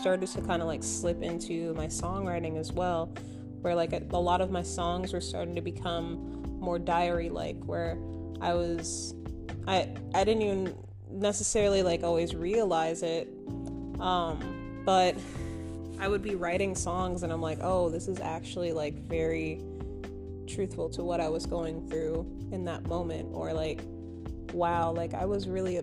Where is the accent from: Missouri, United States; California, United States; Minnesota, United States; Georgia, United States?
Minnesota, United States; moved away as an adult; now in Austin, United States; I'm originally from Minnesota